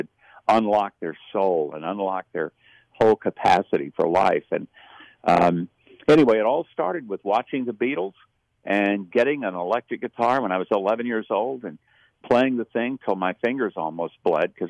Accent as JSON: {"language": "English", "region": "South Arkansas", "country": "United States", "tie": "born or raised there", "said": "I grew up very poor in South Arkansas"}